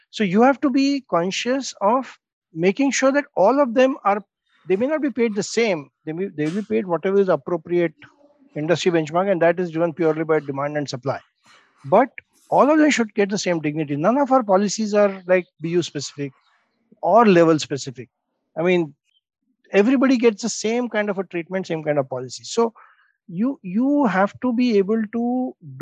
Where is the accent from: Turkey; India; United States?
India; even as an Indian